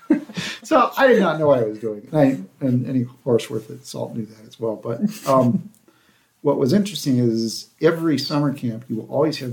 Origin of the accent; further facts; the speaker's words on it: Central California, United States; also born or lived in Nigeria / Monument Valley, Utah / Oklahoma; So I basically grew up in Central California.